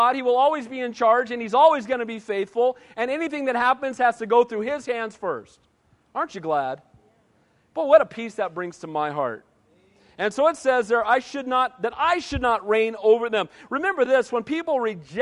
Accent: United States; I'm an American, and I love being an American. I'm blessed to live in this country.

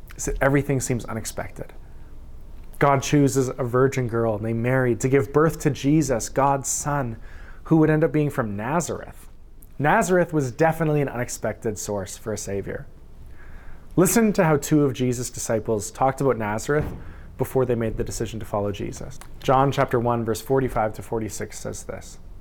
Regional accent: Saskatchewan, Canada; I'm from Saskatchewan. I was born there.

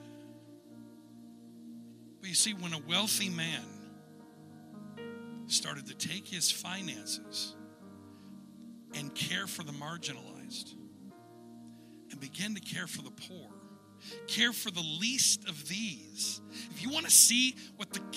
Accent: United States; As an American

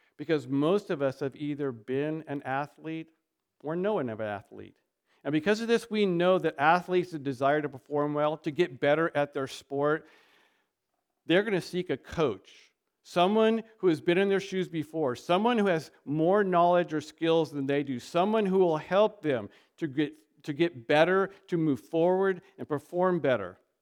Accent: United States; we are an American

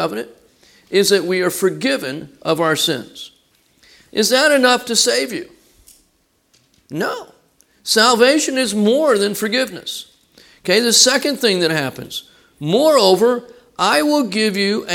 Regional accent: Texas, United States; we're from Texas

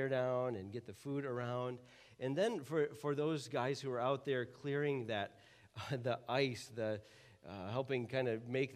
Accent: United States; as an American

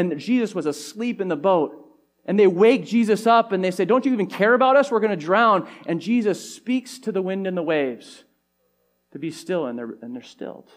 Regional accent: California, United States; growing up in California

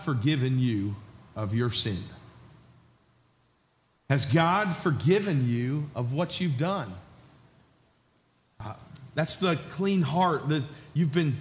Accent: New York, United States; also born or lived in Georgia; I was a southern boy from Georgia, even though I grew up in New York.

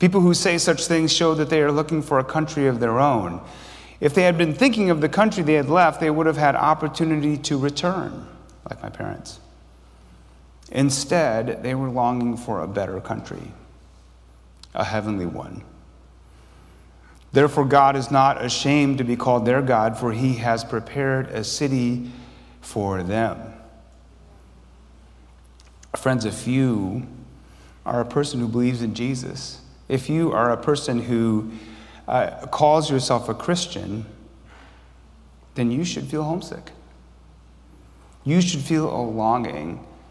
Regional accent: Grand Blanc, Michigan, United States; moved away; also born or lived in Chicago; I didn't know if I was from Korea or from Grand Blanc, Michigan.

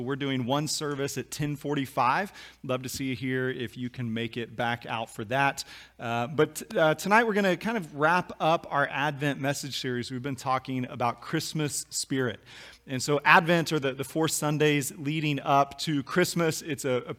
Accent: Kansas, United States; we grew up in Kansas

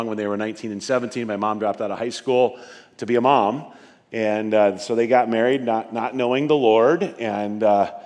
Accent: northeastern Nebraska, United States; I was born and raised in a little outside of a couple of little rural towns, northeastern Nebraska

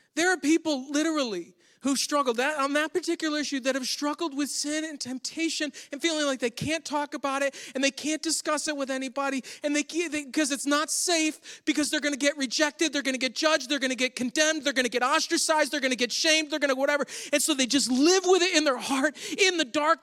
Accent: Western New York State, United States; moved away; Grew up in New York State, which is where my family all still lives

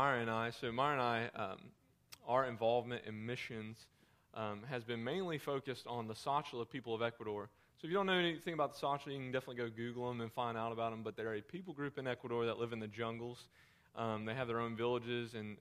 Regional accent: United States; I am from the United States

